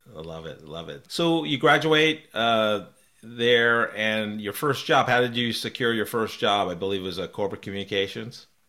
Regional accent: New York, United States; I was, uh, one state over in New York

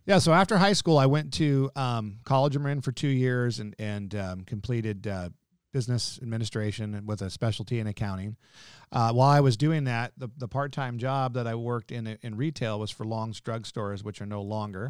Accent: Nevada City, California, United States; also born or lived in Daly City, California; I was born in San Francisco, South San Francisco in Daly City. Uh, lived there till we were f, well, till I was four, and we moved up to Nevada California about five days before I started kindergarten

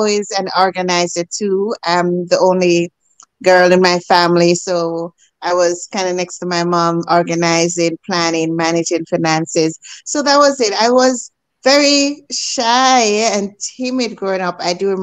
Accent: Jamaica; moved away as an adult; now in Canada; As a girl growing up in Jamaica

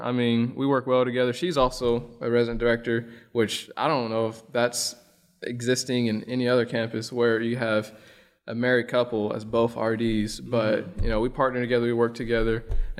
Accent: Springfield, Illinois, United States; also born or lived in Mayfield, Kentucky / Ballard County, Kentucky; I'm from Western Kentucky, but I'm originally from Springfield, Illinois. I was born in Mayfield, Kentucky, but I'm from Springfield, Illinois.

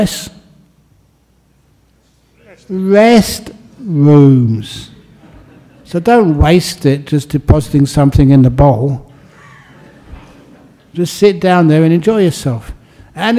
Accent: London, United Kingdom; growing up just in the aftermath of the Second World War in London

